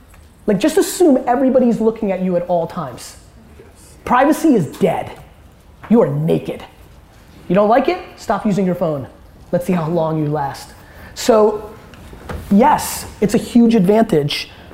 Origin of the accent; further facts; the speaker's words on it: California, United States; I grew up in Silicon Valley, that era of Web 2.0 when everybody idolized Steve Jobs.